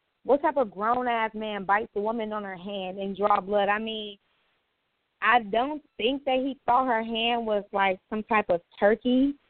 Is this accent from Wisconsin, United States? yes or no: yes; Milwaukee, Wisconsin, United States; we're from Milwaukee. Milwaukee what? Milwaukee, Wisconsin.